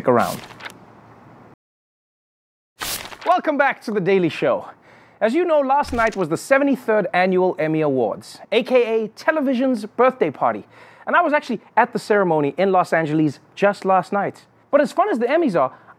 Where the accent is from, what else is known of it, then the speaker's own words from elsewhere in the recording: South Africa; as a South African